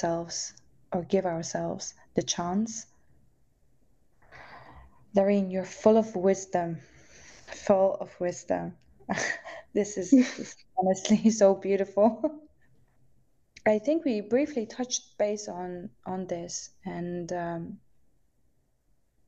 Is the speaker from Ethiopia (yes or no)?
no; Netherlands; moved away; also born or lived in London; I was growing up in the Netherlands